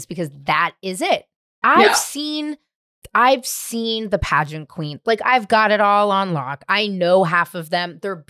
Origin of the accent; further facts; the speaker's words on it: San Francisco, California, United States; now in Los Angeles, United States; San Francisco.